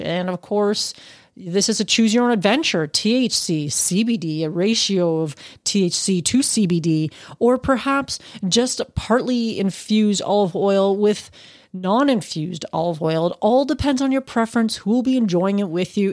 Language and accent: English; Canada; as a Canadian